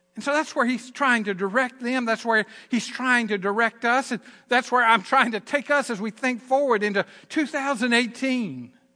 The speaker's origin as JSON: {"language": "English", "region": "Southern Virginia", "country": "United States", "accent": "Southern Virginia", "said": "my Southern Virginia accent"}